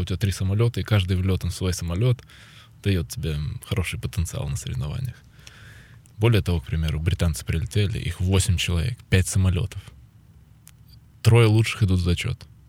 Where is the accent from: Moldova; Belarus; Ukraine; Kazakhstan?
Ukraine; когда возвращался сюда, в Украину